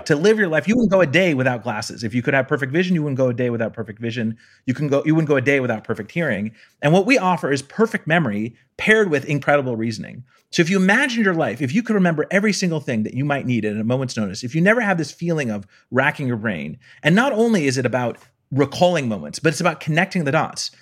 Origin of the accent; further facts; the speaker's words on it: Palo Alto, California, United States; I'm from Palo Alto